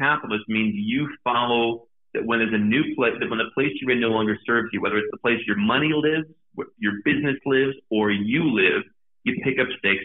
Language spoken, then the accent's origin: English; United States; moved away; being outside of my home country